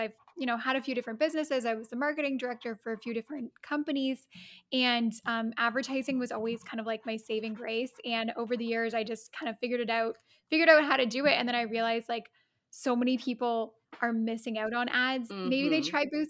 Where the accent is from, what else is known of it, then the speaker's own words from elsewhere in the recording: Canada; also born or lived in Rome, Italy; I'm Canadian